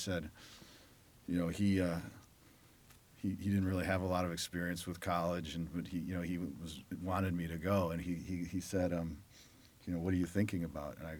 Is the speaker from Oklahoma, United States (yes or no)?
no; Detroit, Michigan, United States; moved away as an adult; I grew up in Detroit